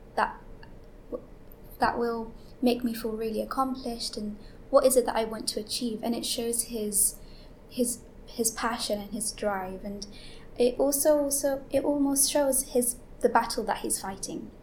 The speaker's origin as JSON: {"language": "English", "region": "London", "country": "United Kingdom", "said": "I'm 18 from East London"}